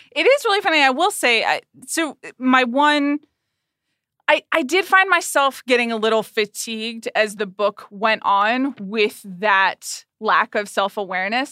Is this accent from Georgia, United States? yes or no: yes; Atlanta, Georgia, United States; I grew up in Atlanta, Georgia, when Jane Fonda was married to Ted Turner